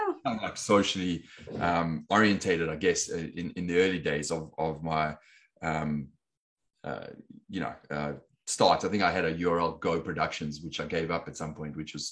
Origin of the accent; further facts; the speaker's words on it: Johannesburg, Gauteng, South Africa; accent: South African; moved away as an adult; also born or lived in London, United Kingdom; now in Los Angeles, United States; I grew up in Johannesburg, South Africa, and I was there pretty much all my, you know, from being born until I left South Africa when I was 23